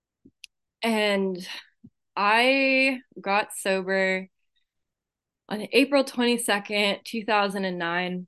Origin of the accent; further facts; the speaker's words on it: Santa Cruz, California, United States; I was born in Santa Cruz, California. I don't know if you can tell by my accent. People in my home group call me a Jewish hillbilly because I grew up in the Santa Cruz Mountains